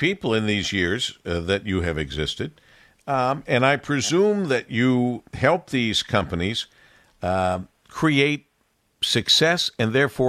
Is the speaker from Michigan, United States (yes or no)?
yes; Monroe, Michigan, United States; moved away as an adult; also born or lived in New York City; I was young and coming from a small town, Monroe, Michigan, which I love. I love the grass, the trees, having a car, all of that. And then finding myself, I used to say I was sentenced to New York City for 5 years.